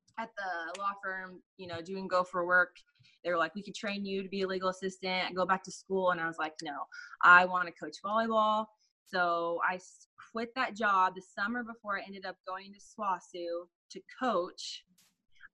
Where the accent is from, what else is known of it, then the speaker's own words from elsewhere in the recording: Sand Springs, Oklahoma, United States; also born or lived in Sapulpa, Oklahoma / Owasso, Oklahoma / Tulsa, Oklahoma; I grew up in Sand Springs